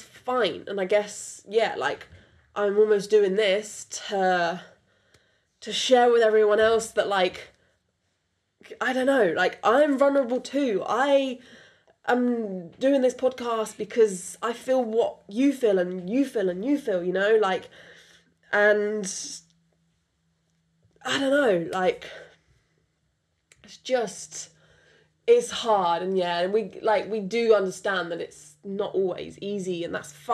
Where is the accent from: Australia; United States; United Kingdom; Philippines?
United Kingdom; accent: British; first language French; English is a second language; my first language is French. English is my second language. You wouldn't know it because I was raised in UK from birth